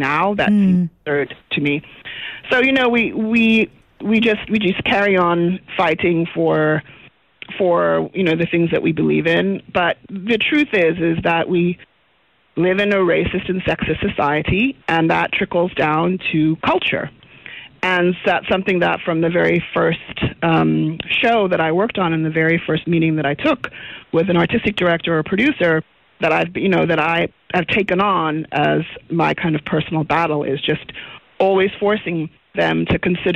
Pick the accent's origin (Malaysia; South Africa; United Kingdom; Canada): South Africa; now in United States; as a South African director working in the States